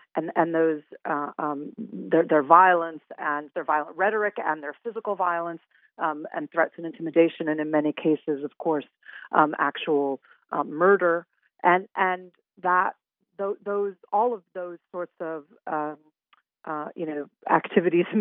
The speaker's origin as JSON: {"language": "English", "town": "Winnetka", "region": "Illinois", "country": "United States", "tie": "born or raised there", "said": "I grew up in Chicago. I grew up in the Chicago suburbs in Winnetka"}